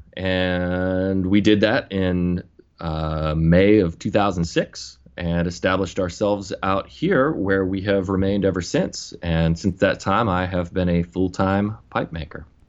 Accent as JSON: {"language": "English", "region": "Western Pennsylvania", "country": "United States", "tie": "born or raised there", "also_born_or_lived": "New Jersey", "moved": "as an adult", "said": "I grew up in Western Pennsylvania, just south of uh, Lake Erie, little town"}